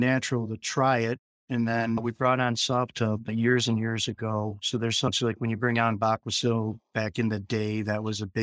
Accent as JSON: {"language": "English", "region": "New York", "country": "United States", "tie": "born or raised there", "said": "born and raised in New York."}